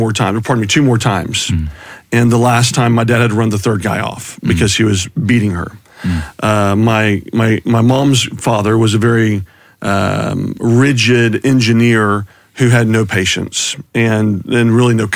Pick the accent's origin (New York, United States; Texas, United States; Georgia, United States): Texas, United States; Houston; I was raised in Houston by two parents that genuinely loved us kiddos